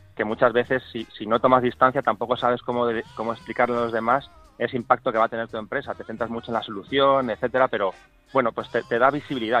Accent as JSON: {"language": "Spanish", "country": "Spain", "said": "porque soy español"}